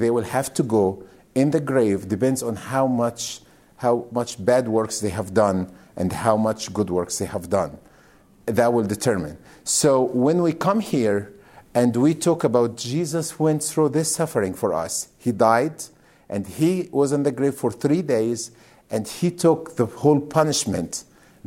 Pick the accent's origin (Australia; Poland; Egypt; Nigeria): Egypt; moved away as an adult; now in United States; I am from Egypt. I came to America 12 years ago. I was in ministry in Egypt